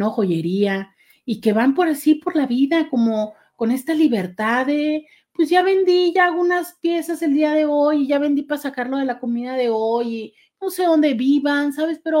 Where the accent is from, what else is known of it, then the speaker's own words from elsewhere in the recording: Mexicali, Baja California, Mexico; born there; also born or lived in Tijuana; vivimos en algunas ciudades antes de llegar a la ciudad de Tijuana, aunque yo nací en Mexicali.